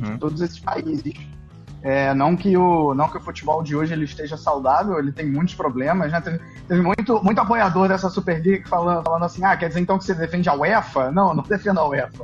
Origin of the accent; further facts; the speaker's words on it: Rio de Janeiro, Brazil; now in Duisburg, Germany; eu sou do Rio de Janeiro